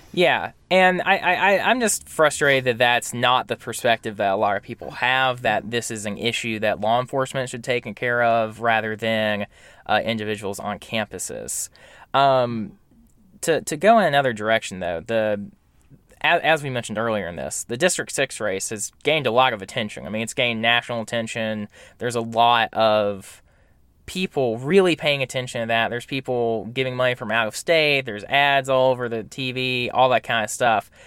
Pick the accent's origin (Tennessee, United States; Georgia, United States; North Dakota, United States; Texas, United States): Georgia, United States; Camden County; moved away; I'm from Camden County originally, so deep south Georgia